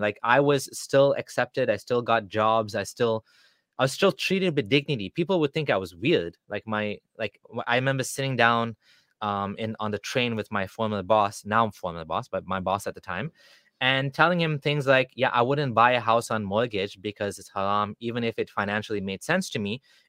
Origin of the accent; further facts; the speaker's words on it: Kenya; also born or lived in Canada; Then I would say I'm Kenyan and they would be like, you're not black.